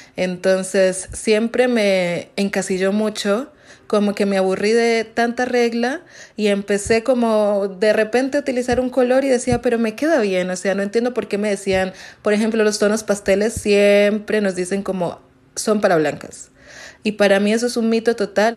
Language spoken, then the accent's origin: Spanish; Colombia; now in Mexico City, Mexico; soy de Colombia, estoy actualmente viviendo en Ciudad de México